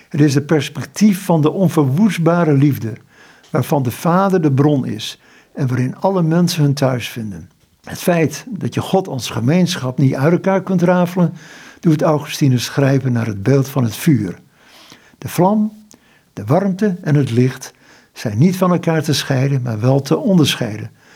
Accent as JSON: {"language": "Dutch", "country": "Netherlands", "also_born_or_lived": "Indonesia / Haiti", "moved": "as an adult", "said": "ons als Nederlanders"}